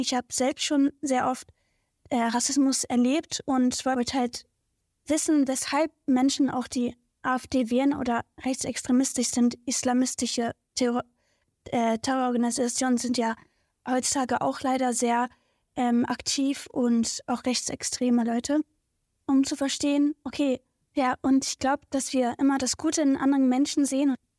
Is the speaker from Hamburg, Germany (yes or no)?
no; Berlin, Germany; Also Tempohof ist so meine Heimat. Ähm, da bin ich geboren und aufgewachsen.